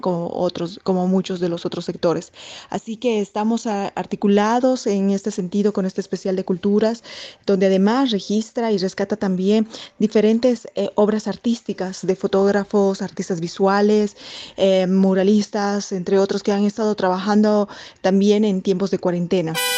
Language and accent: Spanish; Bolivia; moved away as an adult; now in Brasília, Brazil; soy boliviana, de nacionalidad boliviana y bueno, viviendo como más de, cuatro meses eh, acá en Brasil, en Brasilia exactamente